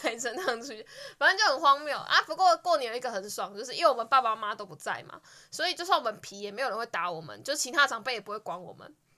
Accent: Changhua County, Taiwan; moved away as an adult; now in Yunlin, Taiwan; 我老家在彰化，然后我以前一直都觉得彰化就是乡下

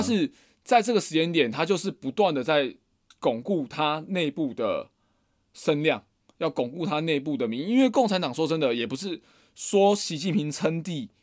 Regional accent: Taiwan; 我们以前台湾会说不能说闽南话

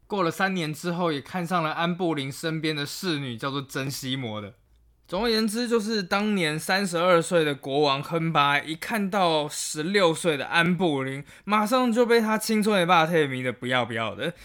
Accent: Taiwan; 作为一个台湾人

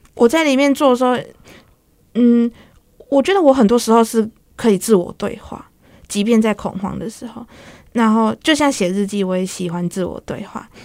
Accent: Changhua County, Taiwan; moved away as an adult; now in Taipei, Taiwan; 中部，算中，彰化那边

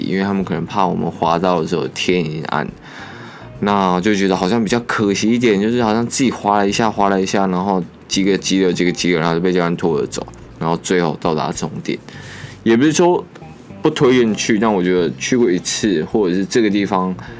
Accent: Gangshan, Kaohsiung, Taiwan; 我的老家冈山

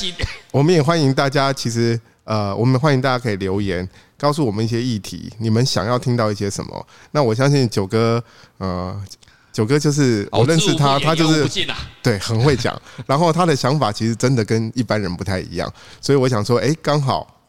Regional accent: Taiwan; 我认为哦我们台湾人哦缺乏的是一个什么国际化。

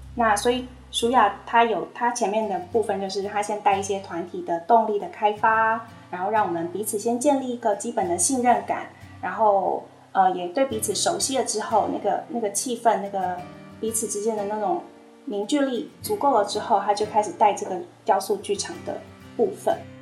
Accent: Taiwan; 我们台湾人

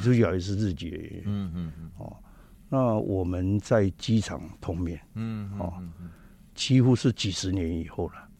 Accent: Taiwan; moved away; also born or lived in Japan; 我是台湾人，我要我必须要回去。

